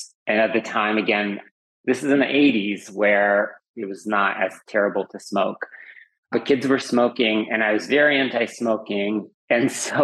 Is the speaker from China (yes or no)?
no; Uzbekistan; moved away; also born or lived in Fremont, California, United States; I'm originally from the former Soviet Union, from Uzbekistan